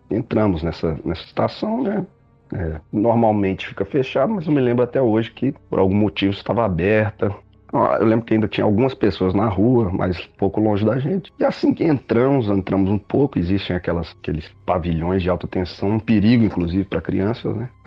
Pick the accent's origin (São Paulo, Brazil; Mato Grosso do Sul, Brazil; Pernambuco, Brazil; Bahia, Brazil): Pernambuco, Brazil; now in Belo Horizonte, Brazil; É, eu sou natural de Pernambuco, mas moro em Minas Gerais já há bom, bastante tempo já, quase 25 anos